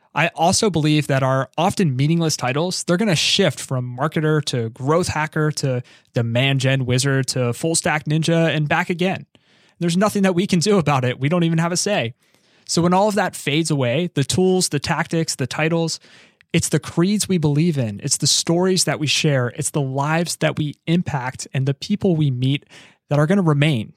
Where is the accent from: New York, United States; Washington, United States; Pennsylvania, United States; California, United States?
Pennsylvania, United States; Philadelphia; I'm from Philadelphia